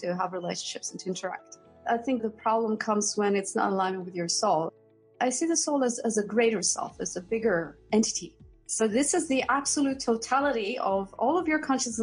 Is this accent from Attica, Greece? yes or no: yes; Athens, Attica, Greece; moved away as an adult; also born or lived in London; So I'm originally from Greece. I grew up in Athens.